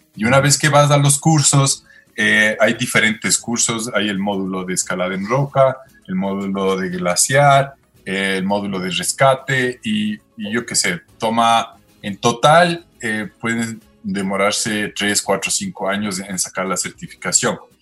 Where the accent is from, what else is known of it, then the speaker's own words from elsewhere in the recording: Quito, Pichincha, Ecuador; also born or lived in Canada / New Zealand / Australia; nací en Quito y, básicamente casi toda mi vida he vivido acá